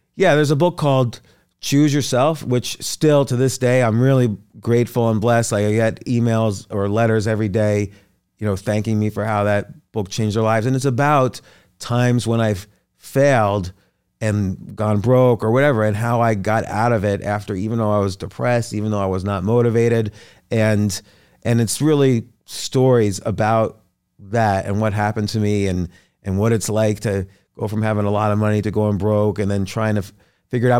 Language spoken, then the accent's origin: English; New Brunswick, New Jersey, United States; also born or lived in New York; Born in New York, grew up, like, around New York, New Jersey.